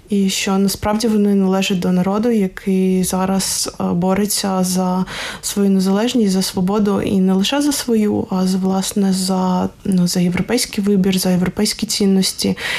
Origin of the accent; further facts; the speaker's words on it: Odesa, Odesa Oblast, Ukraine; я з Одеси